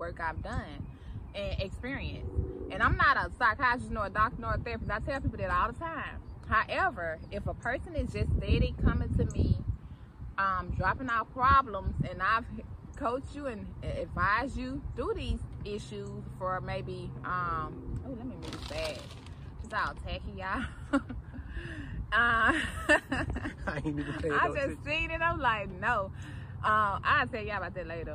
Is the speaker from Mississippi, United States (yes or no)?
yes; Mississippi, United States; moved away as an adult; now in Atlanta, United States; I'm from Mississippi. I'm born and raised in Mississippi.